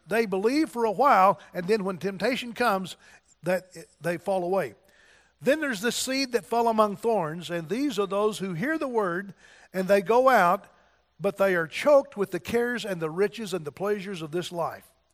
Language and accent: English; Donovan, United States; moved away; I was from Donovan, and I thought I'd never get out of Donovan